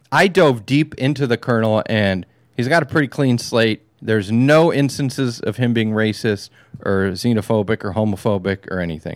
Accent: California, United States; I'm a Californian

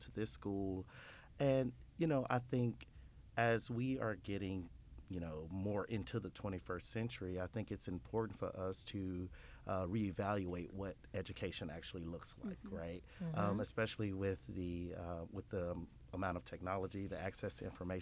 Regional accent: Horn Lake, Mississippi, United States; also born or lived in Memphis, Tennessee; I'm actually from Horn Lake

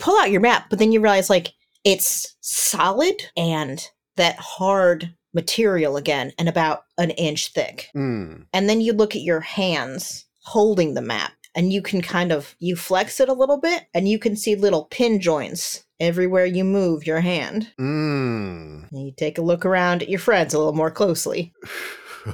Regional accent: Virginia, United States; I grew up in Virginia

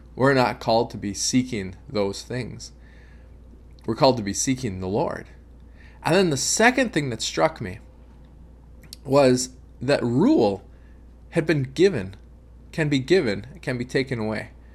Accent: United States; as American Christians

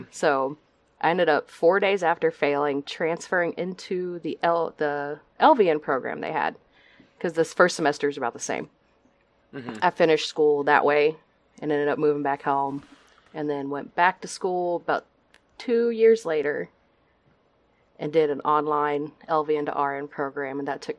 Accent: Texas, United States; I am born and raised in Texas.

